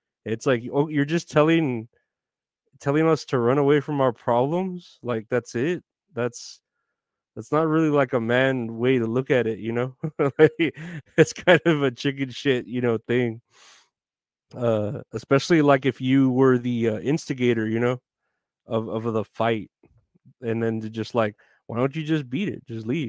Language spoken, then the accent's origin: English; Texas, United States; Retro Horror Inc. Yeah, we're both here from Texas.